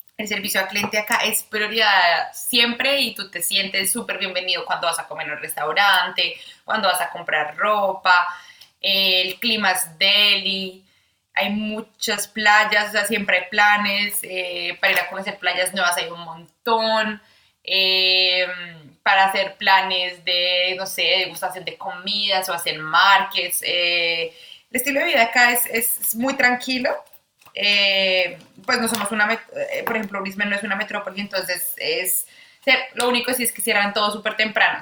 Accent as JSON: {"language": "Spanish", "region": "Bogotá", "country": "Colombia", "moved": "as an adult", "lives_now": "Australia", "said": "soy de Bogotá, Colombia. Me mudé a Australia hace cuatro años"}